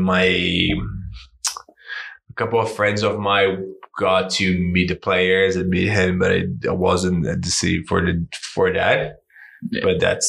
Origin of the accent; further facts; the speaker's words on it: Coquitlam, British Columbia, Canada; man, I come from Coquitlam, so I get the highway every day